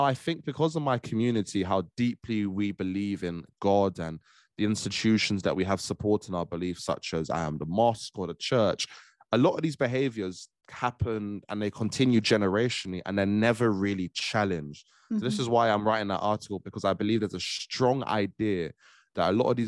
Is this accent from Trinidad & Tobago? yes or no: yes; Trinidad & Tobago; I'm a young Black man, young Black Caribbean man. I'm from Trinidad